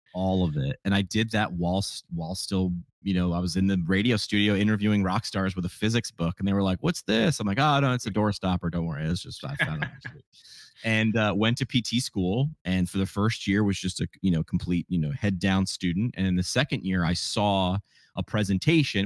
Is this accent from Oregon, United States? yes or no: no; New York, United States; moved away as an adult; also born or lived in Northeast Pennsylvania; I grew up in New York.